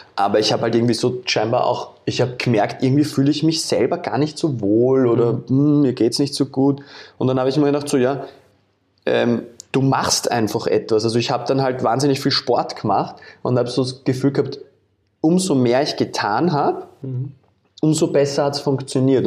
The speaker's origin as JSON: {"language": "German", "region": "Vienna", "country": "Austria", "tie": "born or raised there", "said": "in einer Wohnung aufgewachsen bin in Wien"}